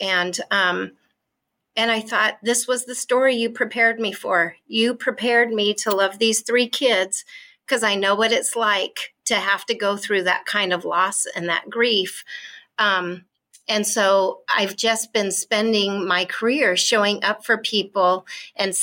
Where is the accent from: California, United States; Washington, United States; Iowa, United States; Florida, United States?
Washington, United States; born or raised there